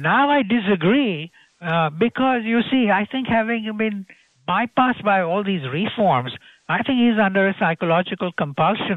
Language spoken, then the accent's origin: English; Gujarat, India; I come from Gujarat state